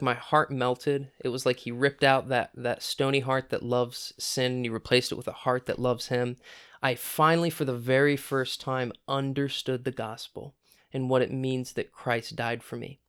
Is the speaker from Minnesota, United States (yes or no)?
no; Centerburg, Ohio, United States; I grew up in Centerburg, Ohio, small town just south of Mount Vernon